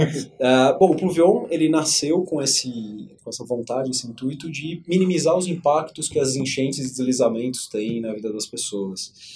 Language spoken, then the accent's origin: Portuguese; São Paulo, Brazil; nasci aqui em São Paulo, cresci numa família super tradicional